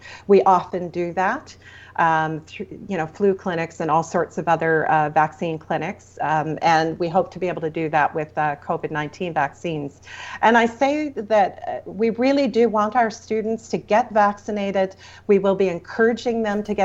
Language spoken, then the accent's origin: English; Ontario, Canada; now in Alberta, Canada; I come from Ontario originally